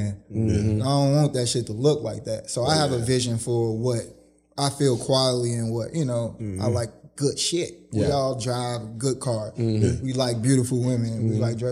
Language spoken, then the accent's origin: English; Chicago, Illinois, United States; you coming from the west side of Chicago, we don't have the resources